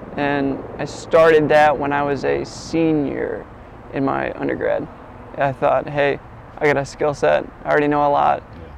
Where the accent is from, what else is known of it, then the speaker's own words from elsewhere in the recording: Wauseon, Ohio, United States; I'm from Wausau, Ohio. It's Northwest Ohio, super small town. Like, we have a Walmart, that's about it.